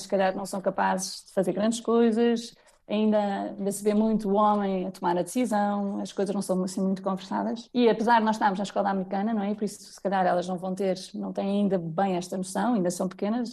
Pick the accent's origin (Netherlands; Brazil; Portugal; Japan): Portugal; moved away as an adult; also born or lived in London / United States / Lisbon; só quando saí de Portugal